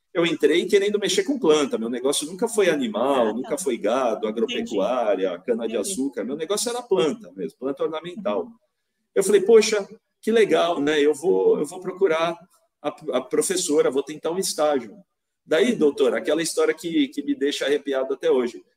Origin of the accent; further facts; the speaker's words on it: São Paulo, Brazil; moved away as an adult; also born or lived in Piracicaba; now in Vinhedo, Brazil; voltei para São Paulo, que é da onde eu sou, né? Eu sou paulistano, né? Hoje eu moro em Vinhedo, interior de São Paulo